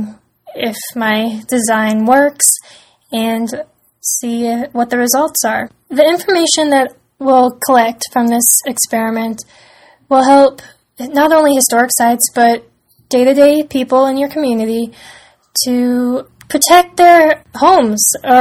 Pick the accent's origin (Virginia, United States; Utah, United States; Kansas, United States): Virginia, United States; Fairfax; I'm from Fairfax, Virginia